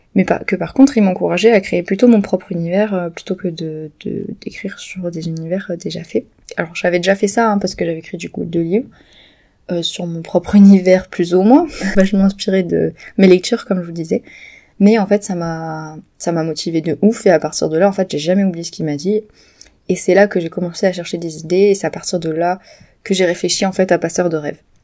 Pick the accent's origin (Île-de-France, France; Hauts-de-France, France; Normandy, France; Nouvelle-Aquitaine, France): Nouvelle-Aquitaine, France; near Pau; moved away; du village où j'ai grandi à côté de Pau